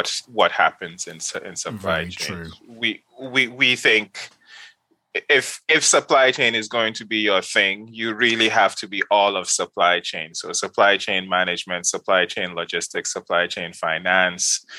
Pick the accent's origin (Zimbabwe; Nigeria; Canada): Nigeria; Kano, Kano State; moved away as an adult; also born or lived in Ghana; now in United States; I grew up in Nigeria. Specifically, I grew up in Kano